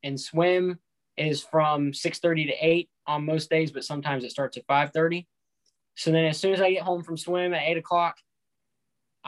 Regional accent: Valdosta, Georgia, United States; I'm from Valdosta, Georgia.

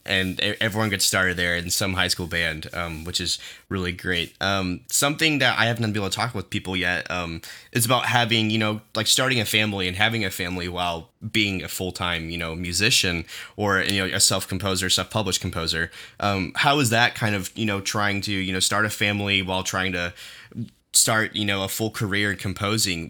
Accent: Owasso, Oklahoma, United States; growing up in Owasso

